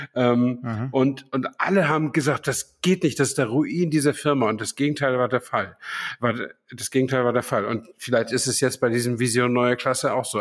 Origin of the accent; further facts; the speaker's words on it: Flensburg, Schleswig-Holstein, Germany; moved away; in Flensburg, meiner alten Heimat